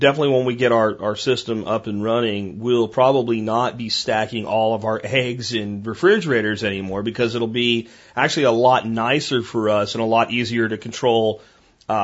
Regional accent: Pennsylvania, United States; moved away; I grew up in Pennsylvania

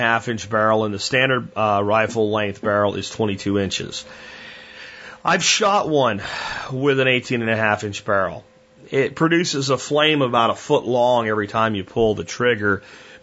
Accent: Pennsylvania, United States; I grew up deer hunting in Pennsylvania

